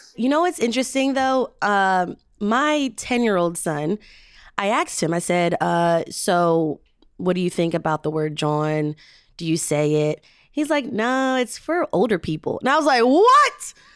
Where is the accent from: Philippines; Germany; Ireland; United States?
United States; Philadelphia, Pennsylvania; as a Philadelphian who grew up here